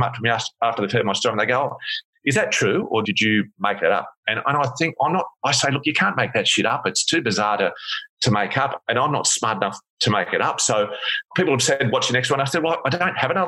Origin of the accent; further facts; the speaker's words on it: Sydney, New South Wales, Australia; moved away as an adult; now in Perth, Australia; I grew up in Sydney and I moved to Perth to study